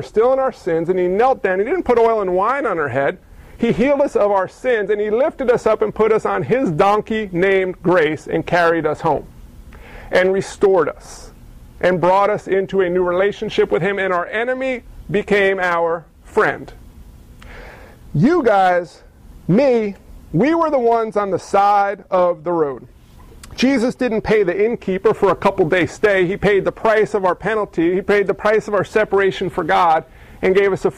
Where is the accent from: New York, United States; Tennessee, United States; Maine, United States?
New York, United States; New York City; I grew up in New York City